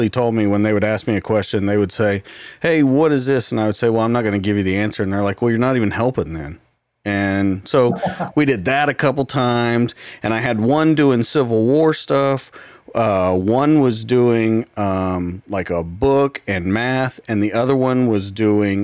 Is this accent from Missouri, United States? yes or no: no; Oklahoma, United States; I'm from Oklahoma